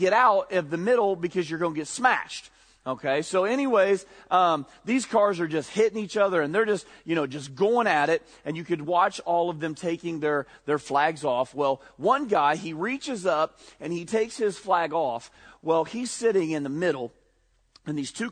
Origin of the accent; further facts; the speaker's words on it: Ohio, United States; we grew up in Redneckville, Ohio